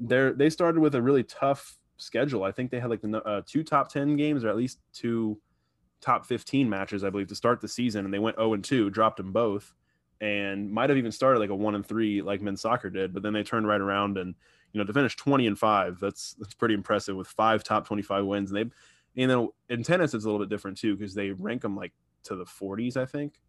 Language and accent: English; Tampa, Florida, United States; moved away as an adult; also born or lived in Orlando; I am moving back from Orlando, back to Tampa. It's my hometown